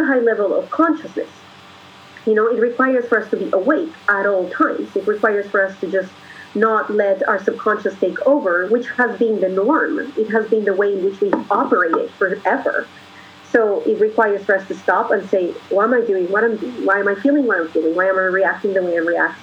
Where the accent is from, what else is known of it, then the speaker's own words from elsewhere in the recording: Colombia; moved away; I'm a foreigner from Colombia